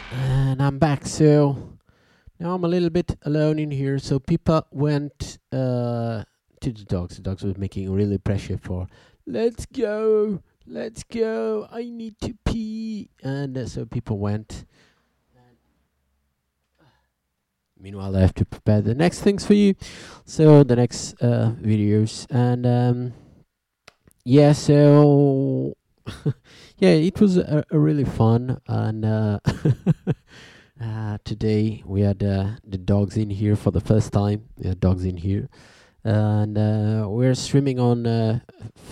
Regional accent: Portugal; We are from Portugal

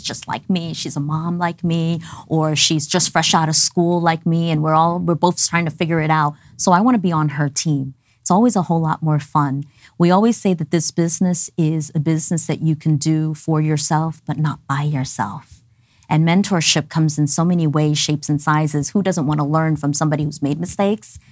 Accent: New York City, New York, United States; moved away as an adult; also born or lived in Dallas, Texas; My family and I immigrated when I was ten months old. I was raised in New York City, went through the whole New York City public school system

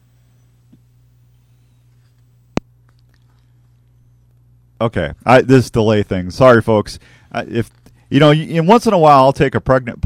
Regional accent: Missouri, United States; I'm from Missouri

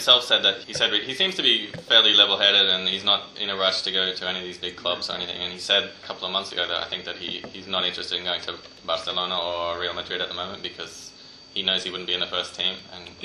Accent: Australia; I'm Australian

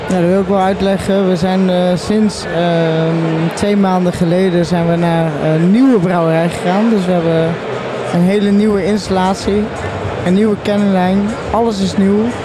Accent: Tilburg, North Brabant, Netherlands; ik ben namelijk een Tilburger

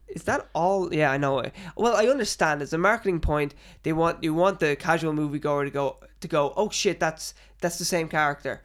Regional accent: Ireland; as an Irish person

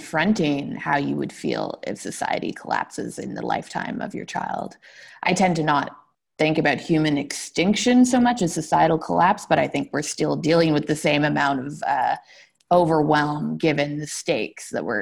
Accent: Toronto, Ontario, Canada; I was raised in Toronto by a mother who is personally religious

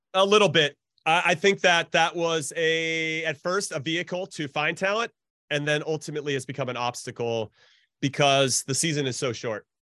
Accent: Southern California, United States; I grew up in Southern California

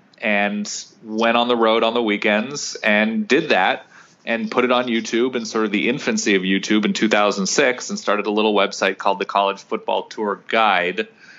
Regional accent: Southern California, United States; born or raised there

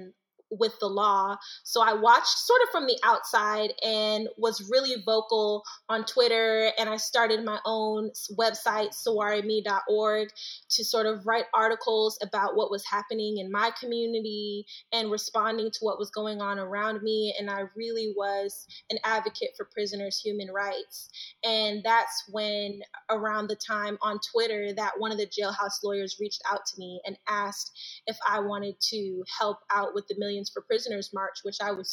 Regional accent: Detroit, Michigan, United States; moved away as an adult; also born or lived in Pontiac, Michigan; now in Washington, United States; I'm originally from Detroit, Michigan.

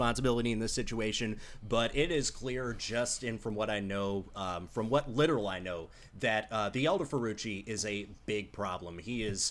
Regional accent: United States; as an American sports person

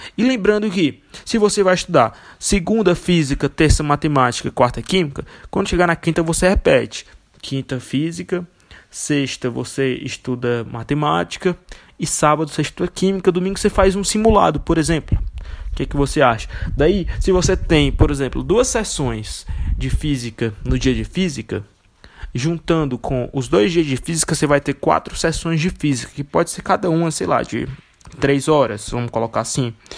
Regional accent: Fortaleza, Ceará, Brazil; eu sou de Fortaleza.

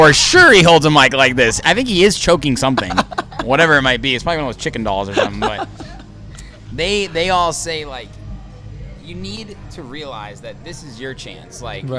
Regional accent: Indiana, United States; And I'm from Indiana

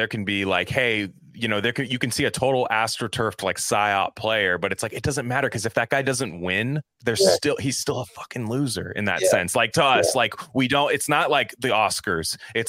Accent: Bay Area, California, United States; So I'm from the Bay Area and I'm actually a lifelong Golden State Warriors fan.

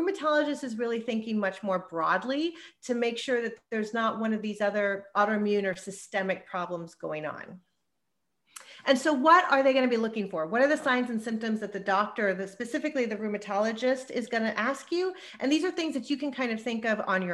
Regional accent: Texas, United States; moved away as an adult; also born or lived in New York / Los Angeles; I'm born and raised in Texas, but I did all my education and training in New York

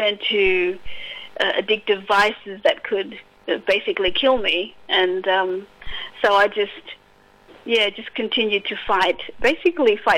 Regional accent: Broome, Western Australia, Australia; I come from the Kimberleys, so, you know, I was born and raised in Broome

